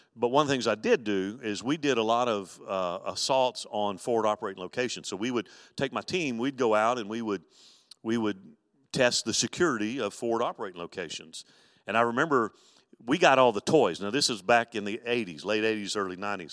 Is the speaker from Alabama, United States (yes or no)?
yes; Mobile, Alabama, United States; growing up in Mobile, Alabama